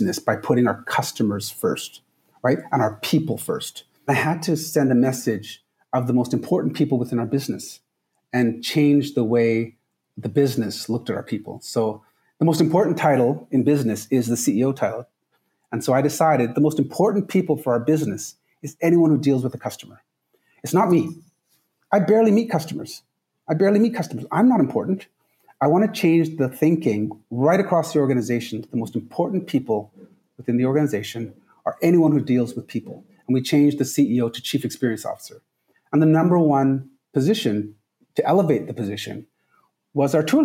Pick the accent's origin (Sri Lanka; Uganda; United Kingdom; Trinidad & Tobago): Trinidad & Tobago; moved away; I'm from the Caribbean. I'm from Trinidad